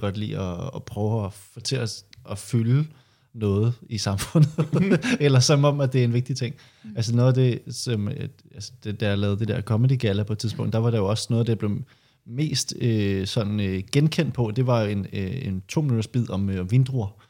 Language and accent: Danish; Høje-Taastrup, Capital Region of Denmark, Denmark; der hvor jeg er fra, Hørt Ladsaks